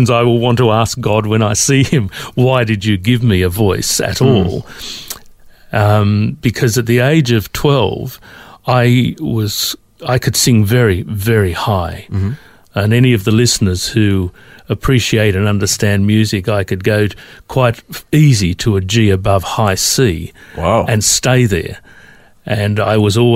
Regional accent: Sydney, New South Wales, Australia; now in Melbourne, Australia; I grew up in Sydney

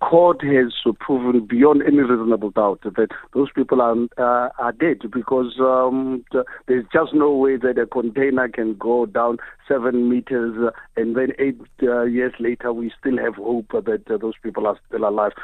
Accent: South Africa; a South African

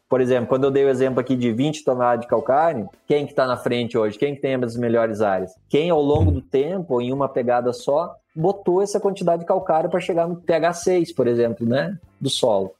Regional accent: Vacaria, Rio Grande do Sul, Brazil; eu nasci aqui em Vacaria, Rio Grande do Sul

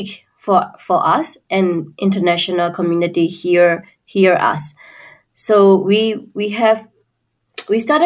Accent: Myanmar; we Burmese people

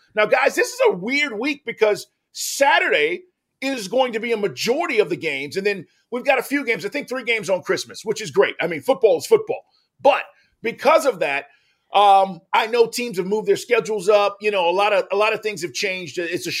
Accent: Texas, United States; as a kid, you know, growing up, I'm from Texas.

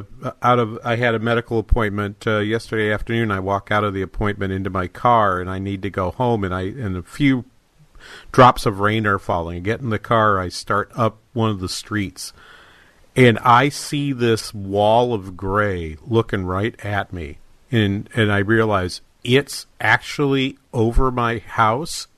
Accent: New England, United States; now in Minnesota, United States; I grew up in New England. We don't get hail like

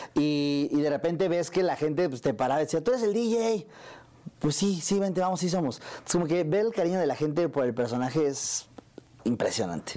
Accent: Mexico City, Mexico; yo crecí en el barrio de acá, en la Ciudad de México. Crecí en Azcapotzalco

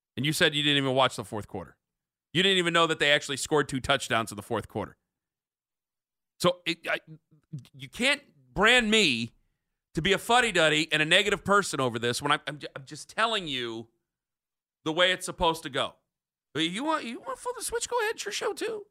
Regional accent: Canton, Ohio, United States; I grew up in Canton

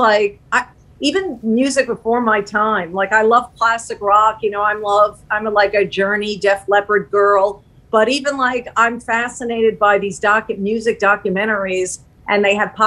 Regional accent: Long Island, New York, United States; I grew up on Long Island. As I told you, I'm a New York girl

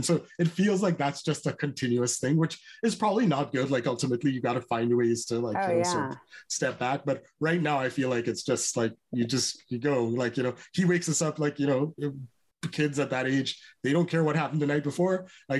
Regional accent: Trinidad & Tobago; I'm from Trinidad. You probably can tell that I love people

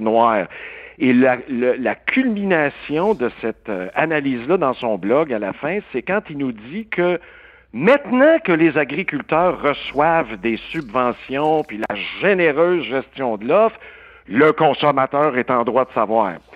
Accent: Quebec, Canada

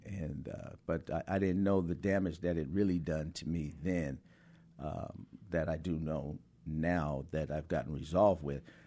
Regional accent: High Point, North Carolina, United States; growing up in High Point in the sixties

